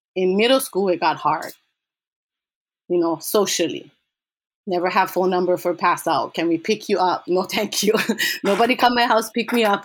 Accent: Hilo, Hawaii, United States; growing up in Kings Landing

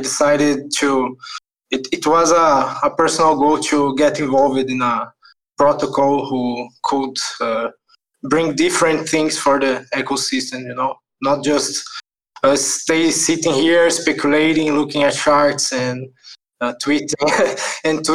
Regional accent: Brazil; I'm from Brazil also.

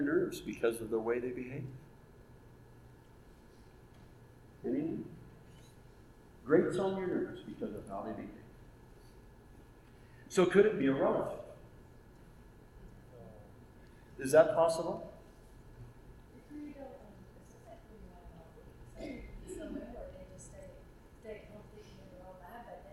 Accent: Oregon, United States; also born or lived in Ohio / Indiana; now in Auburn, United States; So I grew up in Oregon

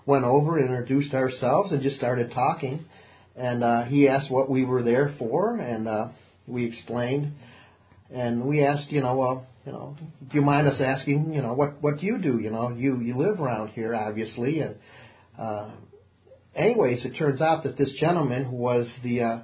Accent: United States; being an American

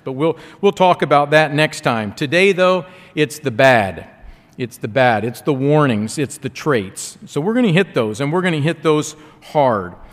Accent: Ohio, United States; I'm from Ohio. We have, we have orange carrots in Ohio.

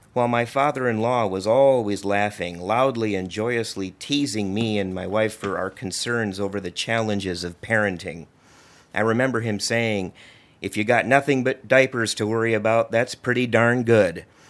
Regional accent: Libertyville, Illinois, United States; also born or lived in Washington, D.C. / Maryland; I grew up here in Libertyville, as did my wife, Rita

